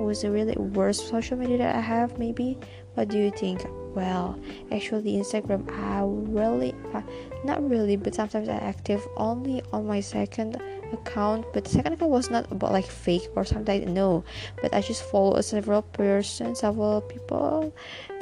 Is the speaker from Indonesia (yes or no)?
yes; Indonesia; I'm from Indonesia.